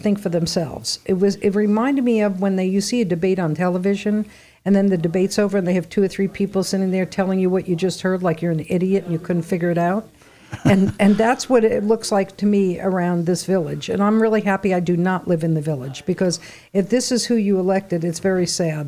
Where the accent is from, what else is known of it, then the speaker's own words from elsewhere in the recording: New York City, New York, United States; moved away; I come from New York City